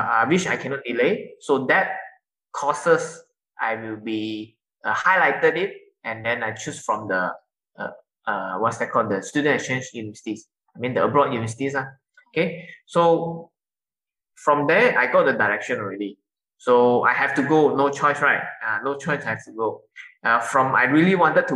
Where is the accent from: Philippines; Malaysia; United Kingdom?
Malaysia; Sabah; now in Johor Bahru, Malaysia; I'm from Sabah